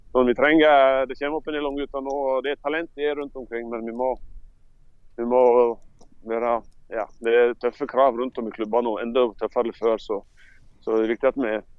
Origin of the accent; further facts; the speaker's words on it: Sogndal, Vestland, Norway; also born or lived in Leeds; når jeg vokste opp her i Sogndal